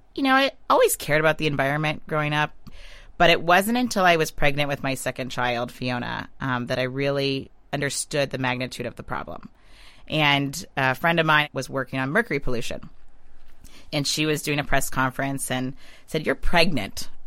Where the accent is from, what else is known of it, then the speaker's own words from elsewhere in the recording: Western Pennsylvania, United States; I grew up in Western Pennsylvania. I grew up on Lake Erie